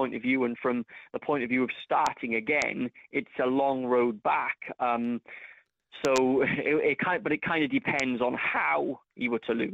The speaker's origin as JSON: {"language": "English", "town": "Cardiff", "region": "Wales", "country": "United Kingdom", "tie": "born or raised there", "said": "my hometown of Cardiff"}